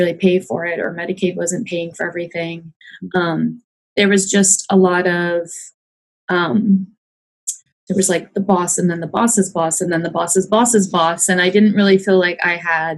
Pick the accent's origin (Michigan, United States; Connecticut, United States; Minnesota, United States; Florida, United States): Michigan, United States; moved away as an adult; now in Urbandale, United States; I am from Michigan. I studied out there